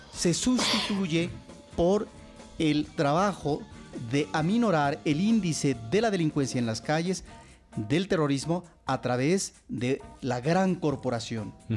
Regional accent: Mexico; nosotros como mexicanos

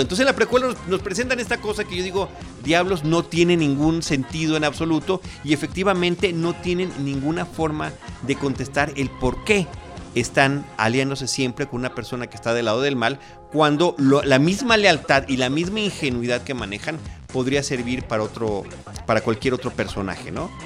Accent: Mexico; me presenté como mexicano

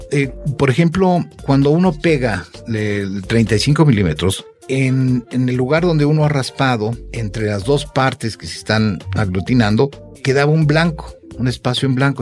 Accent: Mexico; somos mexicanos

